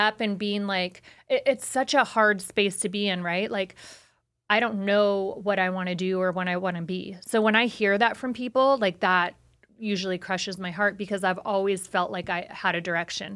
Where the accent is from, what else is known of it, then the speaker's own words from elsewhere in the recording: Las Vegas, Nevada, United States; being born and raised in Vegas